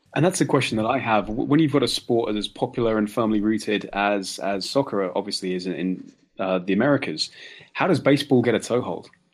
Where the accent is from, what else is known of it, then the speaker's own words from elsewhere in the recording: England, United Kingdom; being an Englishman